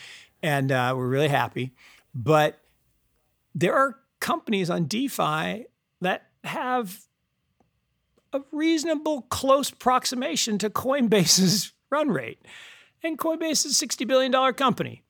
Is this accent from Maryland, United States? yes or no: no; Seattle, Washington, United States; I grew up in Seattle